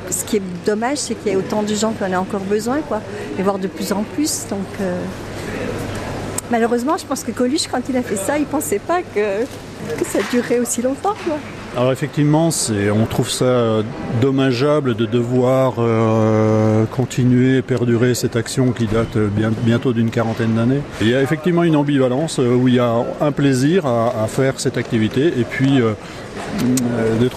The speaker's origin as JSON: {"language": "French", "region": "Bourgogne-Franche-Comté", "country": "France", "said": "ah, Je suis jurassien, alors le Jura."}